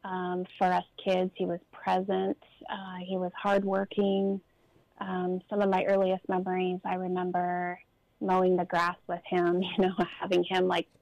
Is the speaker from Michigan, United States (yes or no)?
no; Southern California, United States; I grew up in Southern California